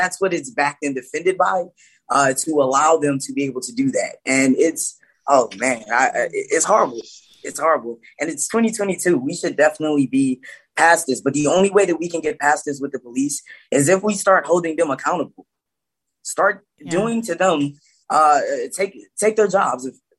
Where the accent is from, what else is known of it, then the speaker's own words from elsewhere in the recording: the South, United States; I can definitely tell you guys, I had growing up in the South, growing up in the South, we every single Thursday, Friday, Saturday, and Sunday at our local Walmart